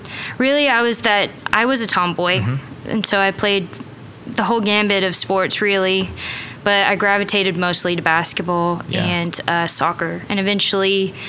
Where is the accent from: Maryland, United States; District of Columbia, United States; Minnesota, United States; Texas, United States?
Texas, United States; also born or lived in Louisiana / Arkansas / Australia; now in Oklahoma City, United States; I'm actually from Texas. And actually, let's go to the waybacks. I was born in Louisiana.